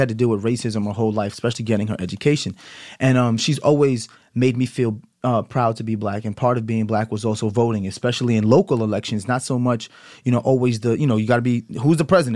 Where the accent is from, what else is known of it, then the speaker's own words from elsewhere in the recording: United States; me being American